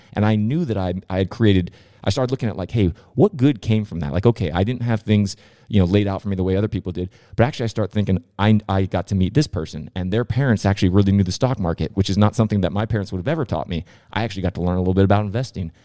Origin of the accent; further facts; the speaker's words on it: San Diego, California, United States; I grew up in, uh, Rancho Peñasquitos in San Diego, California